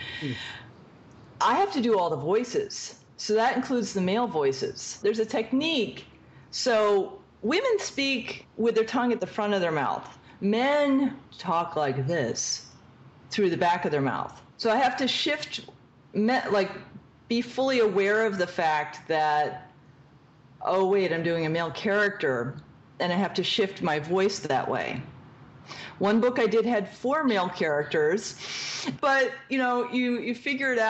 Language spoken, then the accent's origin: English; Connecticut, United States; I grew up in Connecticut